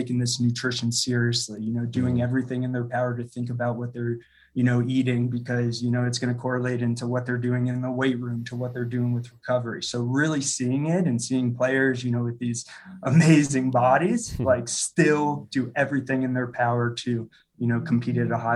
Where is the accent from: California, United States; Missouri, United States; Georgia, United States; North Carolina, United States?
Missouri, United States; St. Louis; moved away as an adult; now in Denver, United States; I'm originally from St. Louis, Missouri, and then came out to Denver for school and studied culinary nutrition